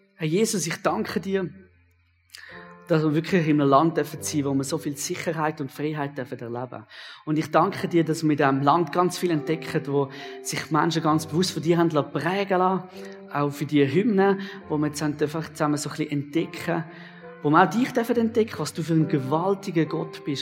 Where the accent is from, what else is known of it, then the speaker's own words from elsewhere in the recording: Switzerland; ich bin gern Schweizer. Das bin ich persönlich auch. bin sehr gern Schweizer